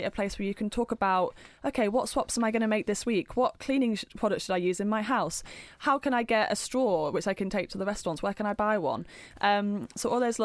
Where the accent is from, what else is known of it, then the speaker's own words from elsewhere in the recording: near Hull, Yorkshire and the Humber, United Kingdom; I was brought up in Yorkshire on a farm